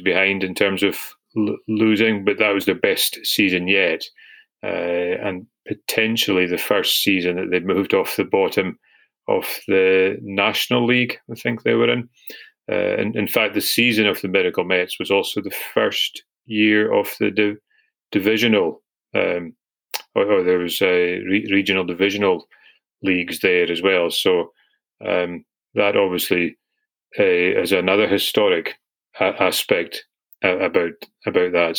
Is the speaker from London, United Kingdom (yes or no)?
no; Scotland, United Kingdom; being Scottish